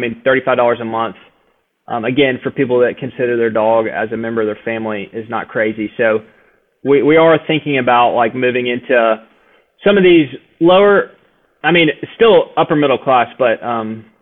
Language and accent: English; Nashville, Tennessee, United States; now in Birmingham, United States; I'm from Nashville